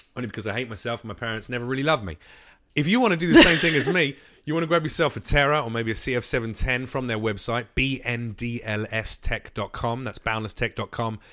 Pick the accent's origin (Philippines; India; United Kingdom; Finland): United Kingdom; now in United States; as a Brit